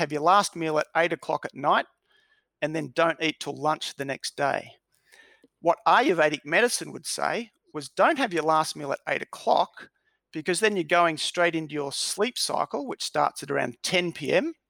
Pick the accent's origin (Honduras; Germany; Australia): Australia; Melbourne, Victoria; I was born in Melbourne, grew up in Melbourne